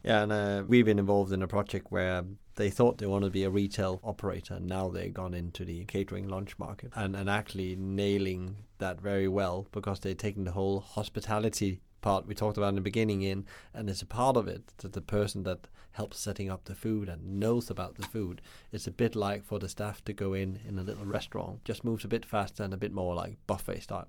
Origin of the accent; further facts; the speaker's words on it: Denmark; where I come from Denmark